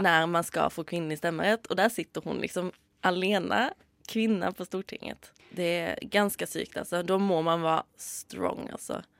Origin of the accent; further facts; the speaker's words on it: Sweden; now in Norway; Om dere har hørt det, så er jeg svensk.